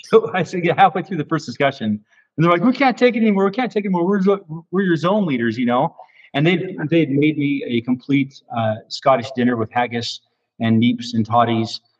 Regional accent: Phoenix, Arizona, United States; I was from Phoenix. You know, uh, originally uh, born, and, and then we moved later there later uh, from Phoenix to Ucon.

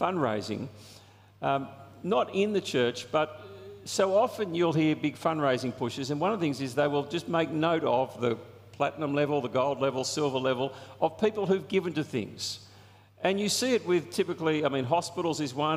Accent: Australia; There's a sense of national pride that we have as Australians. I mean, I love being an Australian. I love our country.

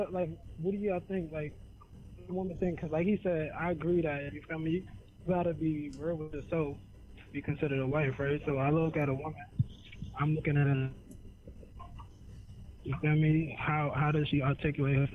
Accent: New York City, New York, United States; I'm from Brooklyn

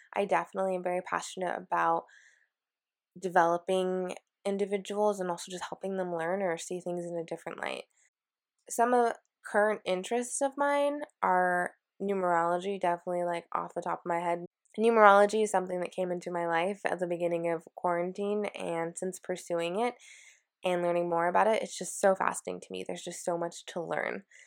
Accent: Washington, United States; moved away as an adult; also born or lived in San Francisco, California; I am from Washington, and I was born and raised here, and I literally lived in the same city, in the same house my entire life.

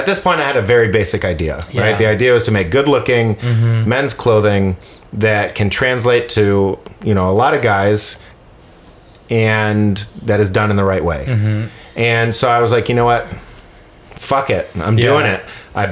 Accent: San Francisco, California, United States; moved away as an adult; now in Los Angeles, United States; I'm like, San Francisco.

